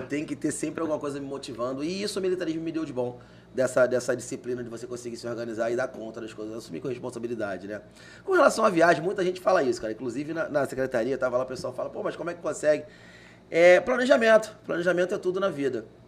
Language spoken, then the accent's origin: Portuguese; Rio de Janeiro, Brazil; accent: Carioca; moved away as an adult; now in Cuiabá, Brazil; Sou original do Rio de Janeiro, made in Rio, da Gema